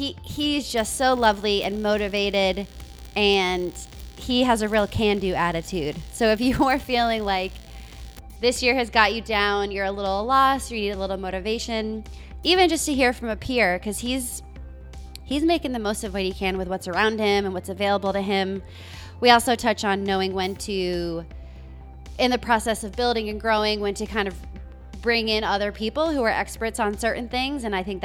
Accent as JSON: {"language": "English", "region": "Rhode Island", "country": "United States", "tie": "born or raised there", "also_born_or_lived": "Los Angeles", "lives_now": "Oklahoma City, United States", "said": "So I grew up in Rhode Island."}